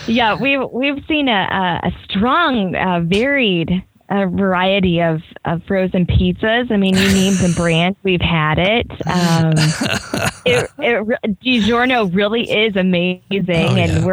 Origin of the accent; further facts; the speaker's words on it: Nebraska, United States; moved away; I grew up in Nebraska, so that's a landlocked state